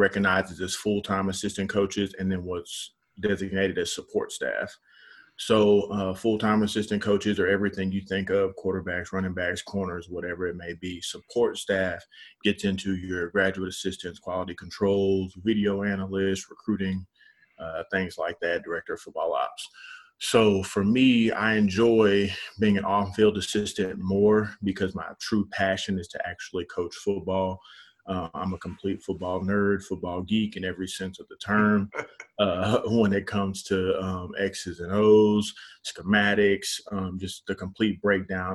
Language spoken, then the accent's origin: English; Dallas, Texas, United States; I'm from Dallas, born and raised, went to W.T. White High School in DISD